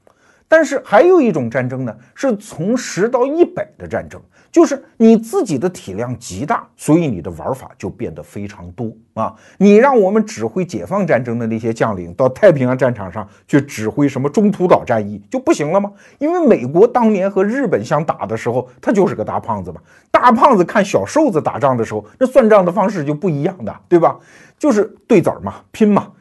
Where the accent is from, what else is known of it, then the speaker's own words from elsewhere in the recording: China; 我们中国人又聪明